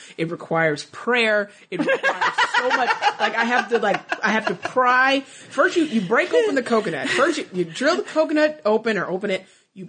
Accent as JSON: {"language": "English", "region": "Missouri", "country": "United States", "moved": "yes", "lives_now": "Houston, United States", "said": "I'm from Missouri"}